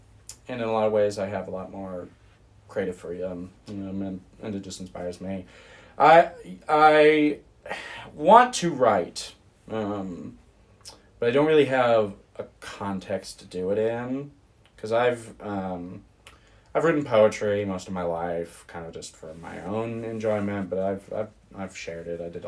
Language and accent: English; Germany; born there; also born or lived in United States; I was born abroad.